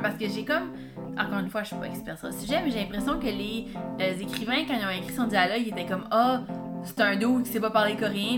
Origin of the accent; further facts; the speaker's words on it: Quebec, Canada; en tant que Québécois